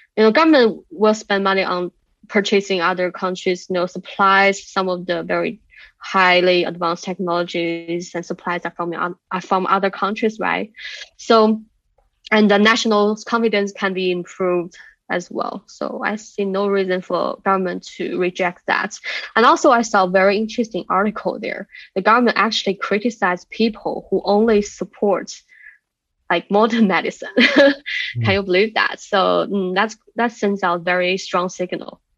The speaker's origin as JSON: {"language": "English", "area": "near Shaolin Temple", "region": "Henan", "country": "China", "tie": "born or raised there", "moved": "yes", "said": "my hometown is very close to that mountain"}